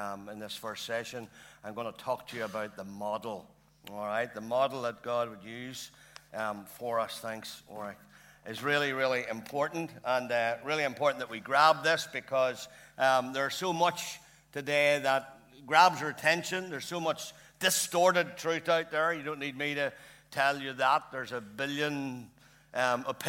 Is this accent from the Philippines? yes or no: no; Lurgan, Northern Ireland, United Kingdom; I'm born and bred in Lurgan